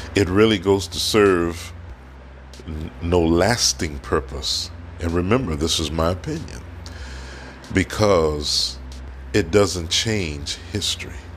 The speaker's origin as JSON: {"language": "English", "country": "United States", "accent": "African American", "said": "I am African American."}